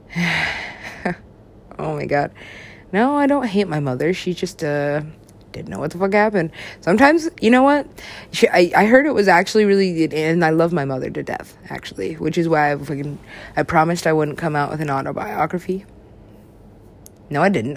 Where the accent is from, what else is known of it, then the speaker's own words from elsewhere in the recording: United States; I'm an American.